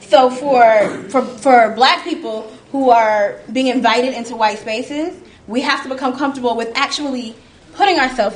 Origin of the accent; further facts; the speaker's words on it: Atlanta, Georgia, United States; I grew up in Atlanta, I've lived here my entire life